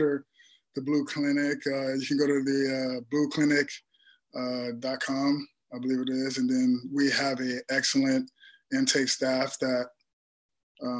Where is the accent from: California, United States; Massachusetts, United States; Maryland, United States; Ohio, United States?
California, United States; Compton; growing up in Compton